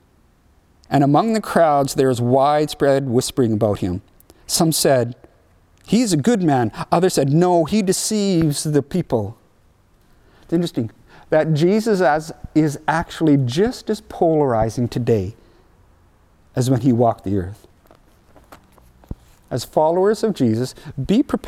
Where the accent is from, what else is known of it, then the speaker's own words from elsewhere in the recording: Mission, British Columbia, Canada; moved away as an adult; also born or lived in Rhineland, Saskatchewan; we're from Mission. It's right close to Vancouver